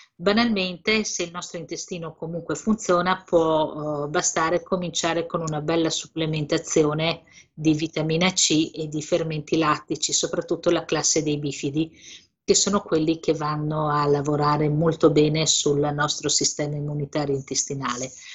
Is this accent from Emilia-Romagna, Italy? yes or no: yes; Emilia-Romagna, Italy; io sono emiliana di origine